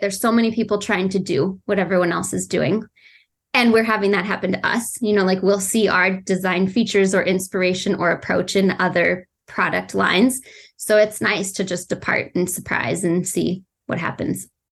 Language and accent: English; Colorado, United States; I grew up in Colorado